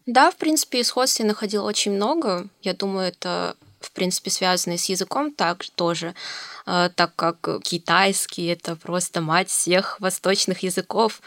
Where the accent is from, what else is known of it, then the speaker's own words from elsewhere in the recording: Novosibirsk, Novosibirsk Oblast, Russia; Я родилась в России, конкретно в Новосибирске. Родилась, училась